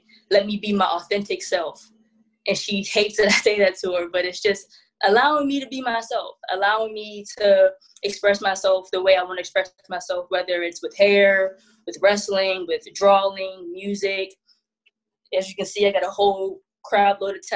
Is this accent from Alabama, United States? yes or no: no; Pittsburgh, Pennsylvania, United States; I'm from Pittsburgh, so we have the Steelers, the Pirates, the Penguins